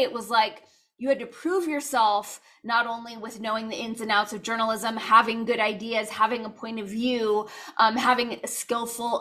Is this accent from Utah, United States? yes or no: no; Los Angeles, California, United States; where I grew up in Los Angeles